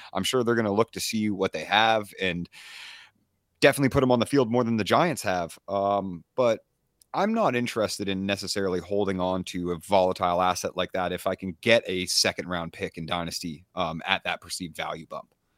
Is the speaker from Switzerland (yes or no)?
no; East Coast of Canada, Eastern Canada, Canada; I'm from the East Coast